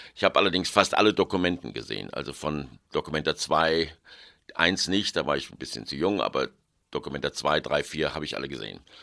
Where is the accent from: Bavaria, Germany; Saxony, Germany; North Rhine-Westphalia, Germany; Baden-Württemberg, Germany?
North Rhine-Westphalia, Germany; Cologne; moved away as an adult; also born or lived in Munich / Berlin / New York / London; ich bin in Köln geboren, 41, bin in Köln zur Schule gegangen, im Apostelgymnasium